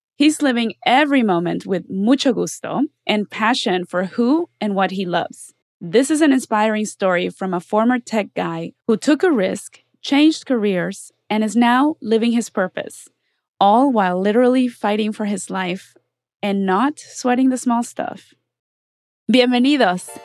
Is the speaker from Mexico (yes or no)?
yes; Mexico; now in Los Angeles, United States; I'm from Mexico.